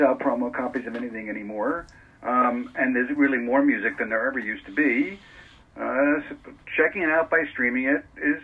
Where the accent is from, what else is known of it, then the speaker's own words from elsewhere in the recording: New York City, New York, United States; also born or lived in Manhattan, New York; I started reading The Voice in Queens